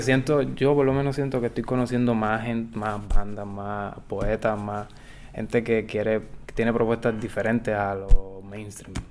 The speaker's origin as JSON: {"language": "Spanish", "town": "Guayanilla", "country": "Puerto Rico", "tie": "born or raised there", "moved": "yes", "lives_now": "Mayagüez, Puerto Rico", "said": "Yo, yo soy del sur de Guayanilla, nacido allá"}